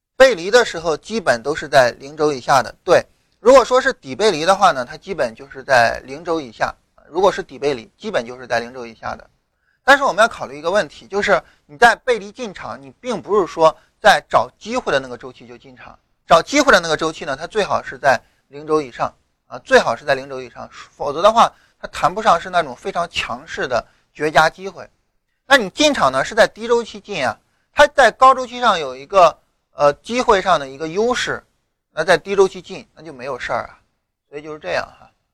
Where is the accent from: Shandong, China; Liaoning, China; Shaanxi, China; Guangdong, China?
Shandong, China; rural; 我老家山东农村的嘛